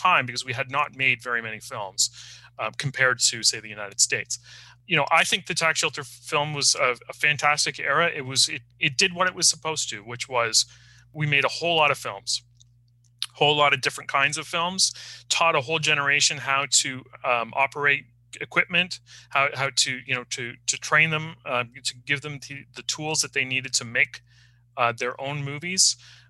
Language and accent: English; north of Toronto, Ontario, Canada; I grew up in the kind of suburban rural area north of Toronto